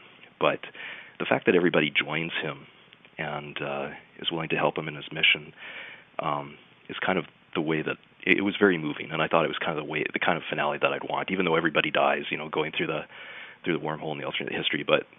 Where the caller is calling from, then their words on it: Vancouver, British Columbia, Canada; I'm calling from Vancouver.